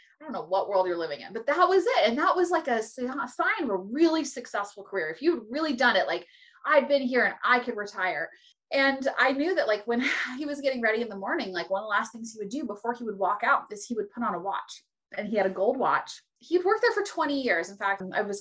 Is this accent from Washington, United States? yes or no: no; California, United States; I was born in California.